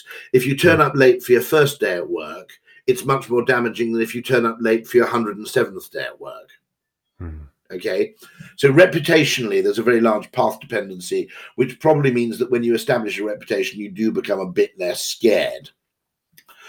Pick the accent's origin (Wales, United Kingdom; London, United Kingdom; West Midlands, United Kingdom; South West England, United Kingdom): Wales, United Kingdom; I'm Welsh